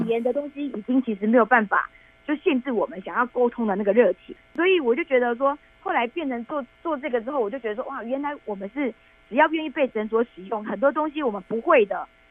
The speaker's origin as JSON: {"language": "Chinese", "country": "Taiwan", "said": "我们是台湾来的志工"}